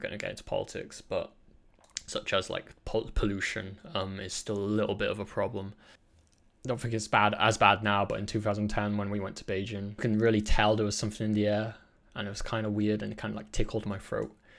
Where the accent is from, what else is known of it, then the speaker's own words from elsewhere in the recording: England, United Kingdom; Britain is kind of, like, the dominant, like, culture I grew up